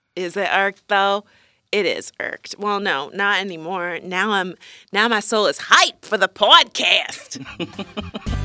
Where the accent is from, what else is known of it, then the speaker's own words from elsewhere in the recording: Florida, United States; moved away; I am a Florida woman. Singular, excuse me. Um, we are both originally from Florida